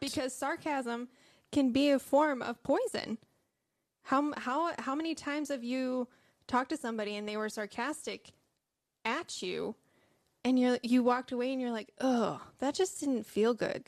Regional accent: Michigan, United States; I'm from Michigan

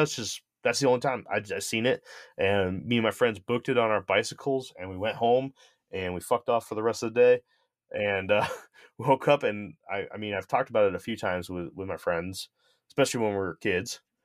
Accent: Connecticut, United States; moved away; I grew up in the Northeast, I grew up in Connecticut

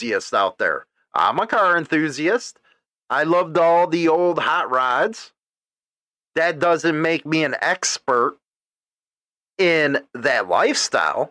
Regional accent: United States; I was born in the United States

